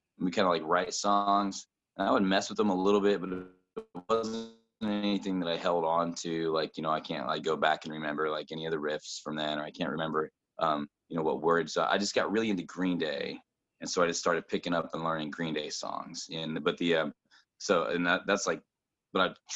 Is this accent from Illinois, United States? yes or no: no; central Indiana, United States; also born or lived in Brownsburg, Indiana / Avon, Indiana / Martinsville, Indiana / Bloomington, Indiana; I'm not from Columbus. I'm living here now, but I grew up really central Indiana